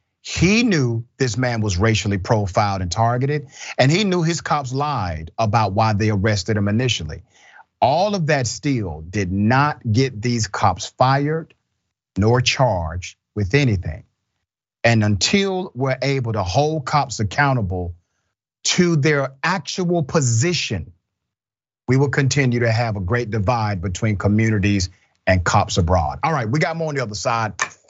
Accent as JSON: {"language": "English", "region": "California", "country": "United States", "tie": "born or raised there", "said": "I grew up in the Bay Area and there's a lot of racism there"}